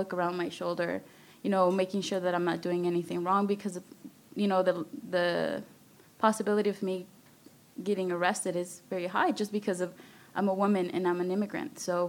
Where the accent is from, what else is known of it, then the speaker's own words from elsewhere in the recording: Austin, Texas, United States; Yeah, so I grew up in East Austin and Riverside near Town Lake